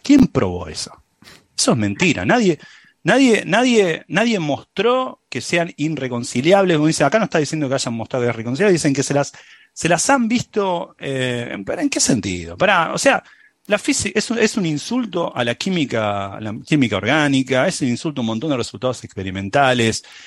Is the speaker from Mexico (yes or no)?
no; San Telmo, Buenos Aires, Argentina; accent: San Telmo; moved away; mi acento de San Telmo